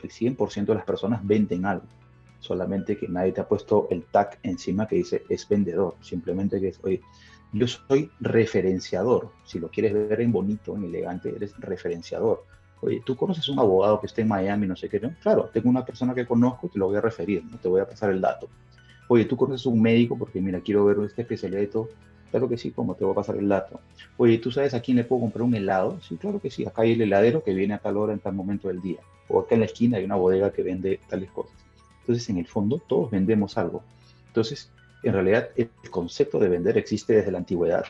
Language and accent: Spanish; Lima, Peru; accent: Peruvian; also born or lived in Spain; yo ya me quedé en el Perú desde el año 1980. Vivo en Lima, digamos, yo soy peruano